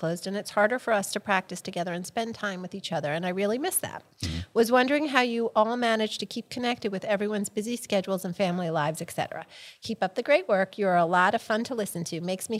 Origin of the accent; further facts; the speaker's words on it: Huntington, United States; I grew up in Huntington with Christine. We went to school, high school together.